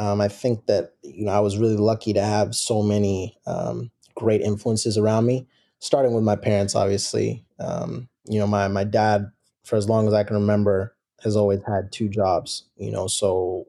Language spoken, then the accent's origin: English; Seattle, Washington, United States; Mm-hmm. Born and raised in Seattle, Washington, and played youth soccer in the Seattle area